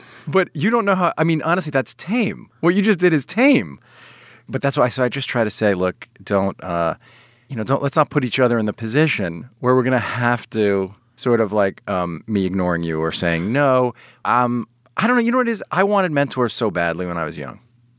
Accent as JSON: {"language": "English", "area": "South Shore of Long Island", "region": "New York", "country": "United States", "accent": "slight Long Island", "said": "I'm from the South Shore of Long Island. Only a New York City kid, by the way, would pick up on the fact that I have a slight Long Island accent."}